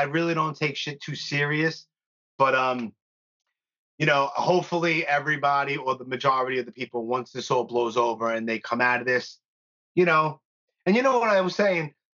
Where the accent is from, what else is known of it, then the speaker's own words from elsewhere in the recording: New York, United States; I'm born and raised in New York